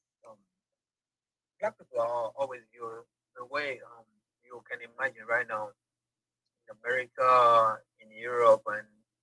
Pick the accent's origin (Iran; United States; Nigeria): Nigeria; Igbo, Igboland; first language Igbo; English is a second language; moved away as an adult; now in Dubai, United Arab Emirates; I'm an Igbo boy.